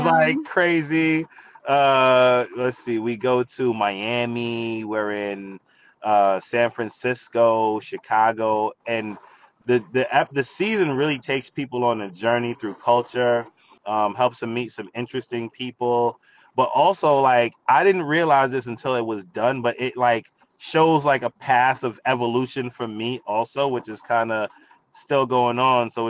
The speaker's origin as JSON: {"language": "English", "country": "Jamaica", "said": "I'm Jamaican, you know what I'm saying? Like I like pepper."}